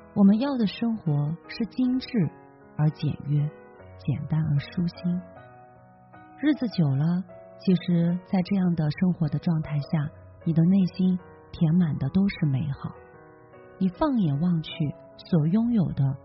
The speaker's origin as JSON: {"language": "Chinese", "country": "China", "said": "我们中国人"}